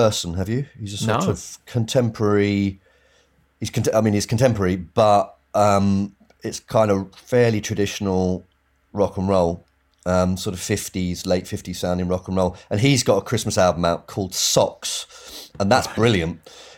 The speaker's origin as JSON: {"language": "English", "town": "Bishop's Stortford", "region": "East of England", "country": "United Kingdom", "tie": "born or raised there", "said": "Yeah, exactly. So if you're going, because it's north, it's like Stansted Airport way."}